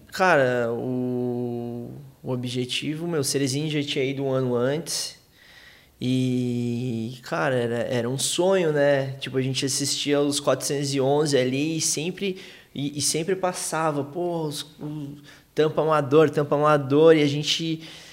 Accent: Curitiba, Paraná, Brazil; a gente é de Curitiba, é frio pra cacete

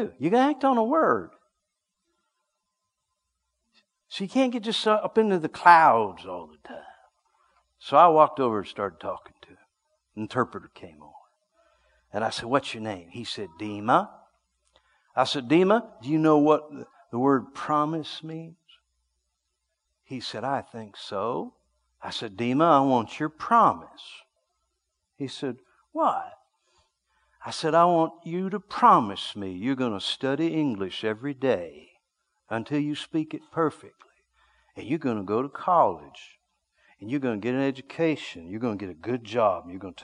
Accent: United States; I'm from America

